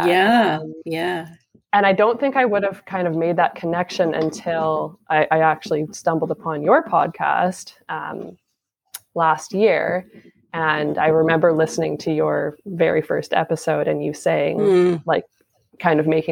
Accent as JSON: {"language": "English", "region": "Saskatchewan", "country": "Canada", "moved": "yes", "lives_now": "Port Coquitlam, Canada", "said": "I'm from Saskatchewan"}